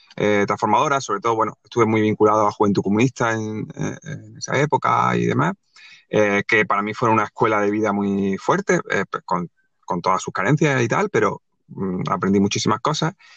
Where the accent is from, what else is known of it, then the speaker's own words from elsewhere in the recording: Granada, Andalusia, Spain; moved away as an adult; now in Málaga, Spain; yo soy de Granada, yo en esa época vivía en Granada, ahora vivo en Málaga